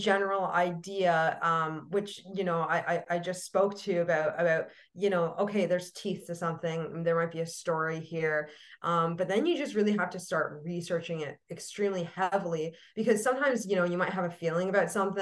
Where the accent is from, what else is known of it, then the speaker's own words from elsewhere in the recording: Canada; as a Canadian